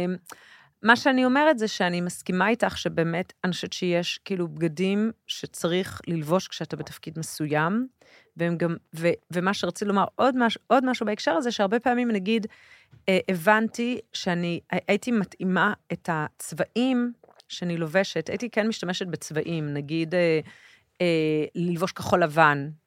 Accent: Tel Aviv, Tel Aviv District, Israel; also born or lived in a moshav (current residence); אני גדלתי בכיכר המדינה

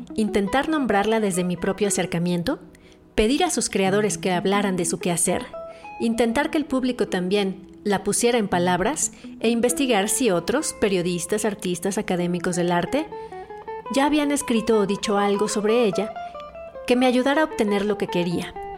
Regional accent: Guadalajara, Jalisco, Mexico; en esta ciudad donde yo nací y donde he vivido la mayor parte del tiempo

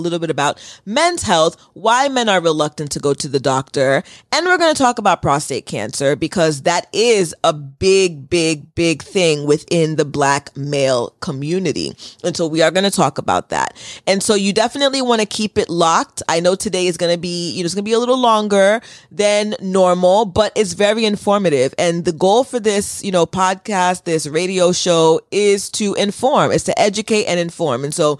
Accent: United States; I was told from birth, although I was born in the United States and my birth certificate says that I'm an American, that I was not an American and that I was Haitian first.

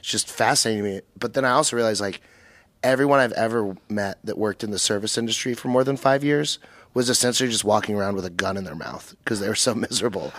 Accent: Dallas-Fort Worth area, North Texas, United States; I'm from North Texas

